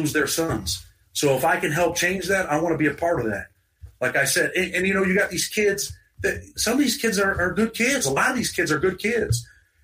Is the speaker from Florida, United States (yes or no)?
no; New York, United States; I'm from New York